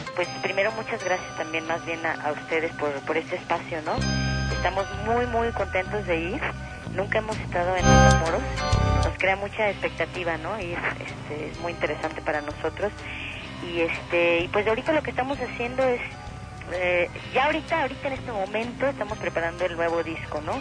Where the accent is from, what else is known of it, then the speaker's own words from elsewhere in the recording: Guadalajara, Jalisco, Mexico; yo soy de Guadalajara